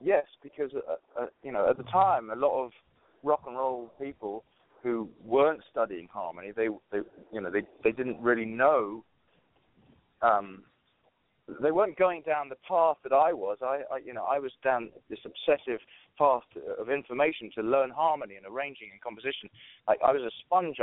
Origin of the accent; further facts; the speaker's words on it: London, United Kingdom; moved away; as an English guy coming from London